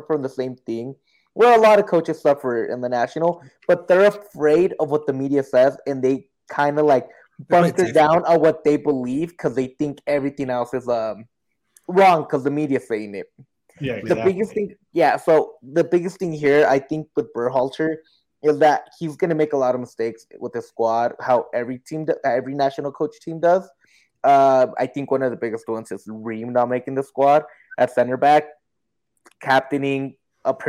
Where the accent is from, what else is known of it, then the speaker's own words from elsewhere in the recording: United States; I am American. I'm a Mexican-American